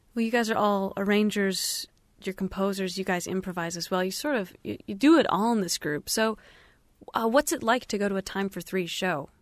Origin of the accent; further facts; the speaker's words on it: Bowling Green, Ohio, United States; we did grow up together. We're, we're both from Bowling Green, Ohio